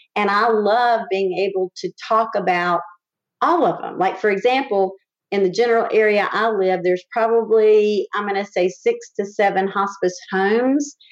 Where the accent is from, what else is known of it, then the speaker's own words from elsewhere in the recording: Winston-Salem, North Carolina, United States; moved away as an adult; when I came back to my hometown of Winston-Salem